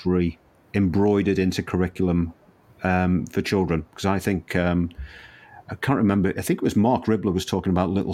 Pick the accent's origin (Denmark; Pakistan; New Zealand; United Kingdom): United Kingdom; Liverpool, North West England; I was born in Liverpool, and I used to walk down that street every day